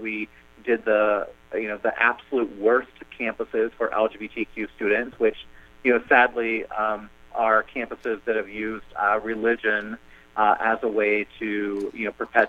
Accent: Kansas, United States; moved away as an adult; also born or lived in Bloomington, Indiana; where I grew up in Kansas and, you know, in rural areas of the country

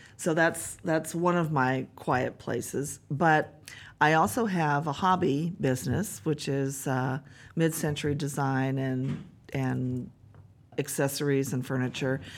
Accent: Bellingham, Washington, United States; born and raised here, so being the mayor of my hometown

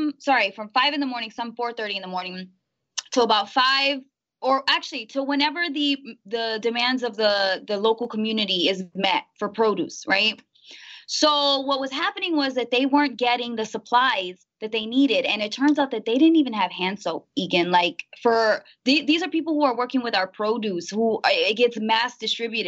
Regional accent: Immokalee, Florida, United States; I'm from Immokalee, right? And it's a small town, mostly Mexicans, Haitians, Blacks

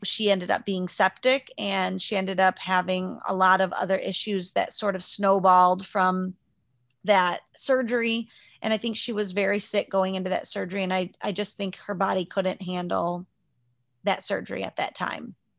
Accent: Liberty Center, United States; I grew up in Liberty Center, Uh, I moved, we moved there when I was five, so right before I started kindergarten

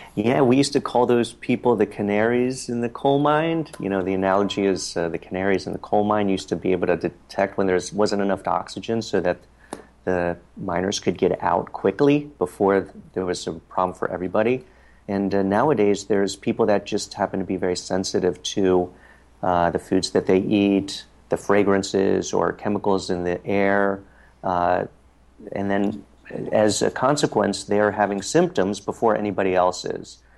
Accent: Harrisburg, Pennsylvania, United States; now in New York City, United States; my hometown of Harrisburg, Pennsylvania

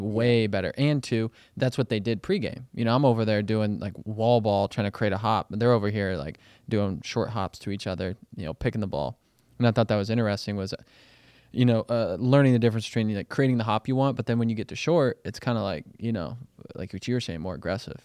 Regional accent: Kansas City, Missouri, United States; growing up in Kansas City, I gotta watch the Royals when they won the World Series

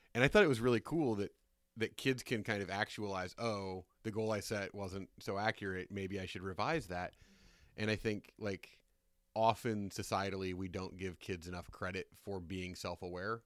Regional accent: Indiana, United States; I'm from Indiana

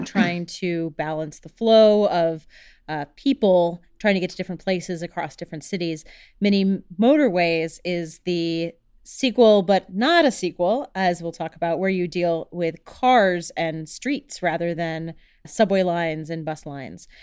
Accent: Houston, Texas, United States; moved away; also born or lived in Chicago; I grew up in Houston, which is all about the freeways and all about the roads

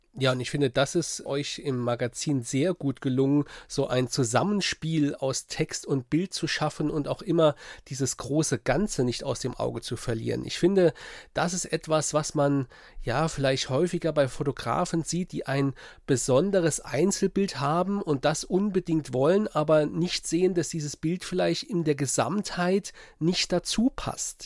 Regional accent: Saarpfalz-Kreis, Saarland, Germany; Ich als Saarländer, ich komme aus dem Saar-Pfalz-Kreis, also äh, lebe und bin auch dort aufgewachsen

